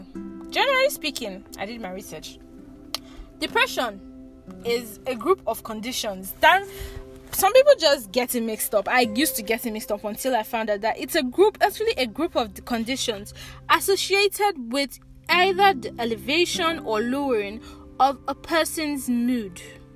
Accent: Nigeria; grow up as a Nigerian, living in Nigeria

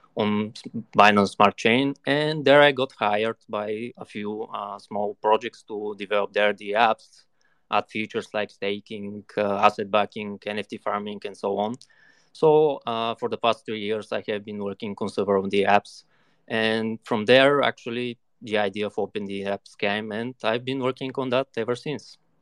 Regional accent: Bulgaria; I'm from Bulgaria, currently living here in the capital

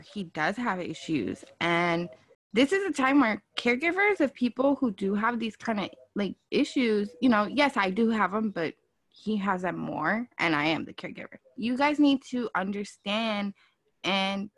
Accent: Texas, United States; moved away; I'm born a Texan. On my birth certificate, it's got the big old Texas thing on it

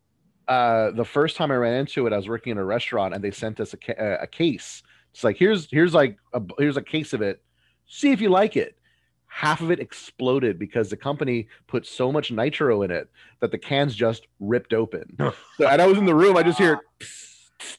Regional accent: Texas, United States; I'm from Texas

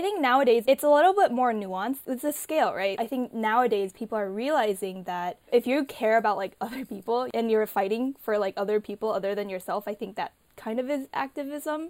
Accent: Illinois, United States; I grew up in Illinois

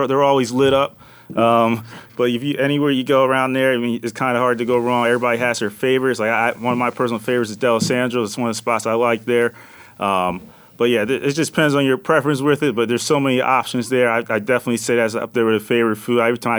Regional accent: Upper Darby, Pennsylvania, United States; moved away; I grew up in Upper Darby, Pennsylvania, so right outside Philadelphia. So I'm really a Philly guy

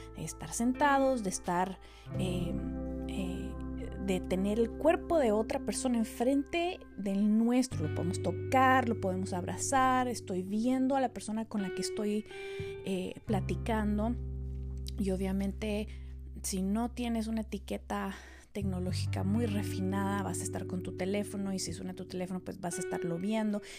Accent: Quetzaltenango, Guatemala; yo crecí en Quetzaltenango, en Guatemala, una ciudad eh, del altiplano.

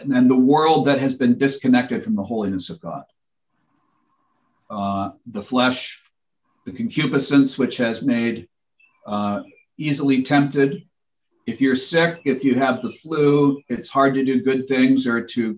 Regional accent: Spokane, Washington, United States; in my house growing up in Spokane, Washington

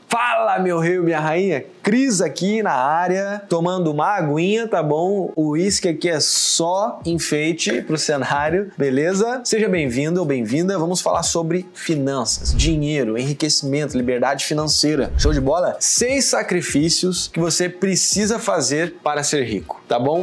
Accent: Porto Alegre, Rio Grande do Sul, Brazil; also born or lived in São Paulo; now in Florianópolis, Brazil; Eu nasci em Porto Alegre

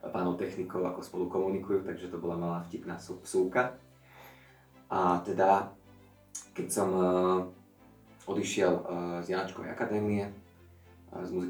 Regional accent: Veľký Biel, Bratislava Region, Slovakia; moved away as an adult; now in Bratislava, Slovakia; A pochádzam z Veľkého Bielu, ale žijem v Bratislave, takže už e, dva roky som mimo svoj domov, ale ešte keď je príležitosť na svetky, tak sa tam rád vraciam

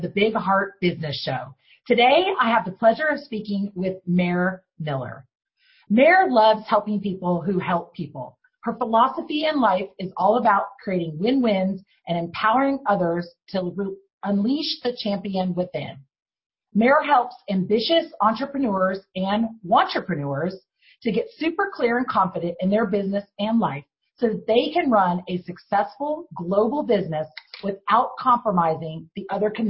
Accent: Ireland; I'm Irish

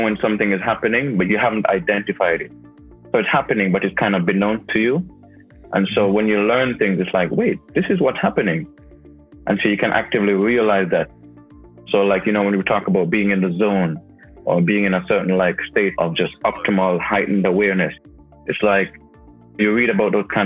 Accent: Jamaica; moved away; also born or lived in United Kingdom; I was born in Jamaica.

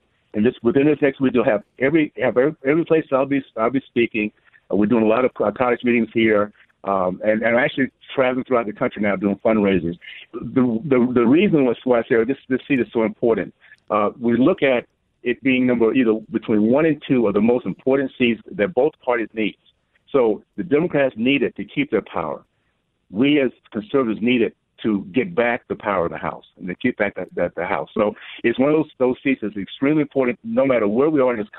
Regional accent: Tallahassee, Florida, United States; I grew up in the Deep South 60s in Tallahassee, Florida

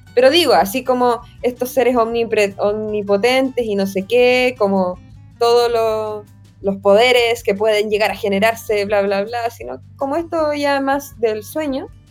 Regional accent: Chile; como soy chilena

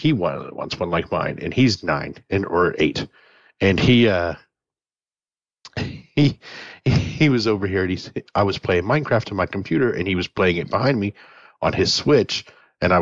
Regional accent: Indiana, United States; moved away; I grew up like in Indiana

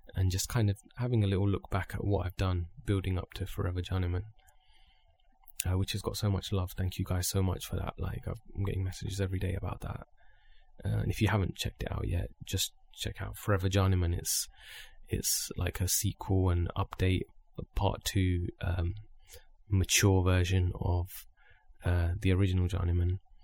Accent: Luton, East of England, United Kingdom; we're both from Luton

